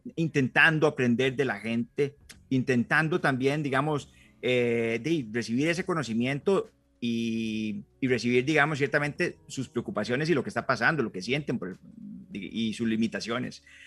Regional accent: San Mateo, Alajuela, Costa Rica; moved away as an adult; now in Palmares, Costa Rica; soy oriundo de San Mateo y tengo 10 años de vivir en, en, Palmares

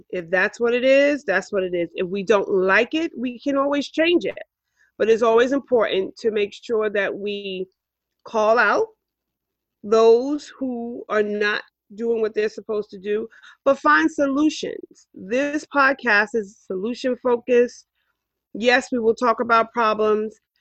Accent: New York City, New York, United States; I grew up here in Harlem.

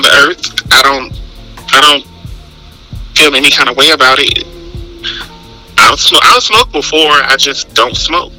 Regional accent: Texas, United States; I'm from Texas.

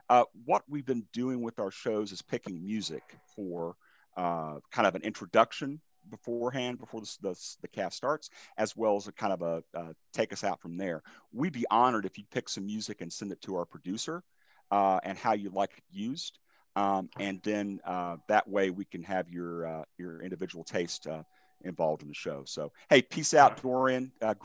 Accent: United States; I'm from America.

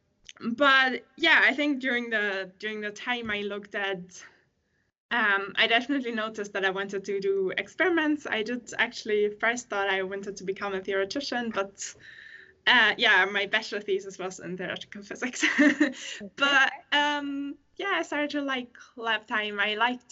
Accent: Germany; moved away as an adult; now in Sweden; I'm from Germany originally

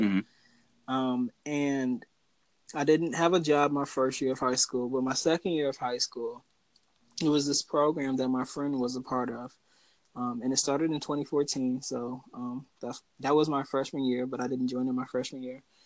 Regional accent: Milwaukee, Wisconsin, United States; I grew up in Milwaukee, Wisconsin, to a family of six

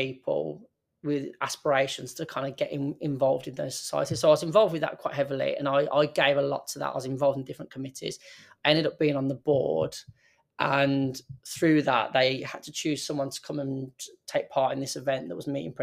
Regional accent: Birmingham, West Midlands, United Kingdom; I'm from Birmingham, I moved out for university, I moved away from my home

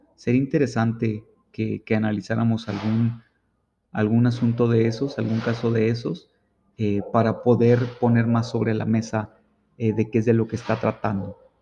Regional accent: Mexico; los derechos fundamentales que tenemos como mexicanos

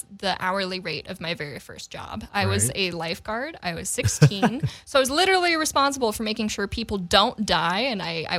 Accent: St. Louis, Missouri, United States; moved away as an adult; now in Los Angeles, United States; I am not from LA. I'm from St. Louis, Missouri. Hey. I've lived in LA for almost 3 years now. It'll be 3 years next month.

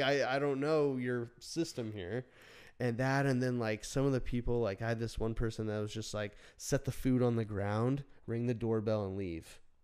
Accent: Phoenix, Arizona, United States; moved away; also born or lived in Burbank, California; we grew up in Phoenix

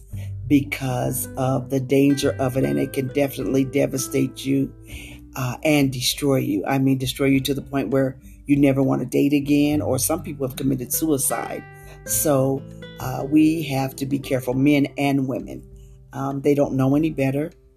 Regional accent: West Coast, United States; moved away; I was from the West Coast and the way I spoke and everything was different, a different dialect

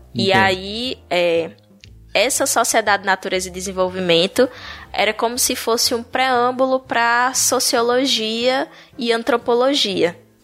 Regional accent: Paulo Afonso, Bahia, Brazil; moved away as an adult; now in Palmeira dos Índios, Brazil; Eu sou, eu sou baiana, de Paulo Afonso

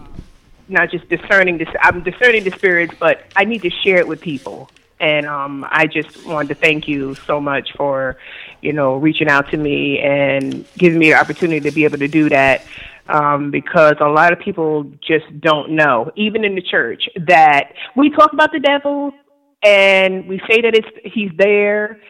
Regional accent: New York, United States; now in Virginia, United States; I live in Virginia right now, but I'm from New York.

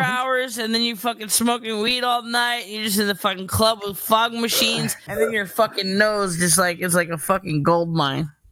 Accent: New York City, New York, United States; I'm from New York

